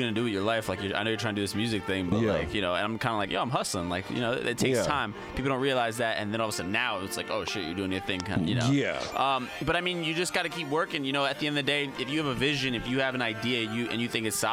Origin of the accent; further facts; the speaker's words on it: New Jersey, United States; If you're from North Jersey, we claim New York